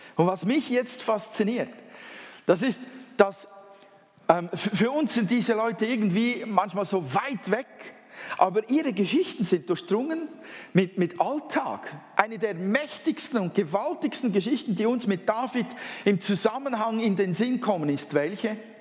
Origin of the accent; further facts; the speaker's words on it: Switzerland; accent: Swiss German; first language Swiss German; Erstens einmal bin ich ja Schweizer. Schweizerdeutsch ist eigentlich meine Muttersprache.